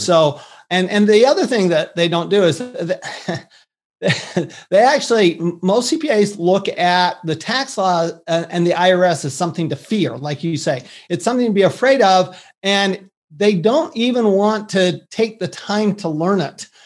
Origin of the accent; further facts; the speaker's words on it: Salt Lake City, Utah, United States; moved away; also born or lived in Texas; I grew up in Salt Lake City, Utah